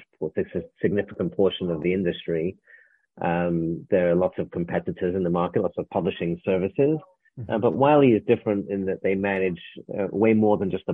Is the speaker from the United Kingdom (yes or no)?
yes; England, United Kingdom; moved away as an adult; now in United States; I arrived in America. I'm from England. I arrived in America in 1994